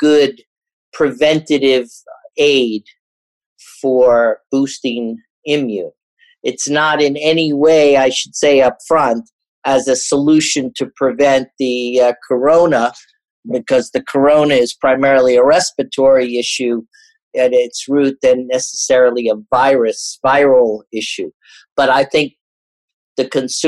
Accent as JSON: {"language": "English", "town": "New York City", "region": "New York", "country": "United States", "said": "as a New Yorker"}